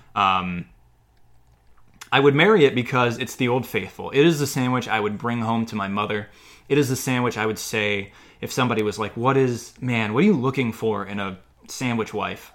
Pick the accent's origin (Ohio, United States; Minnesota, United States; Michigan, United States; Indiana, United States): Ohio, United States; Cleveland Heights; Cleveland Heights, Ohio, my hometown